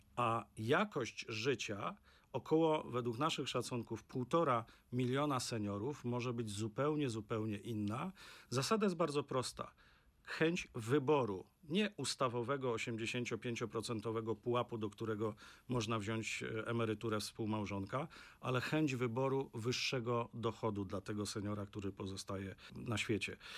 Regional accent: Opole Voivodeship, Poland; ja pochodzę z regionu, który jest taką pigułką w tym negatywnym słowa znaczeniu, jeśli chodzi o demografię. To jest Opolszczyzna

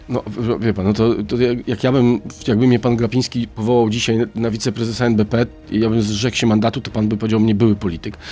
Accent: Szczecin, West Pomeranian Voivodeship, Poland; ja jestem ze Szczecina

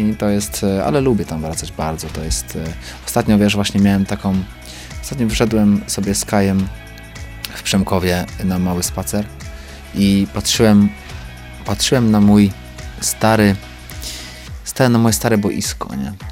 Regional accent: Lemko Region, Poland; Ja jestem łemkiem. Mhm więc jestem, no, powiedzmy, góralem, tak? No, można tak powiedzieć. I, um, i mam, mam swój język

